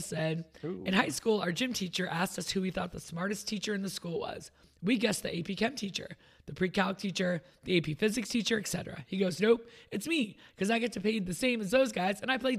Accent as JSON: {"language": "English", "region": "New York", "country": "United States", "tie": "born or raised there", "said": "I have like a worldliness about me because I'm from New York."}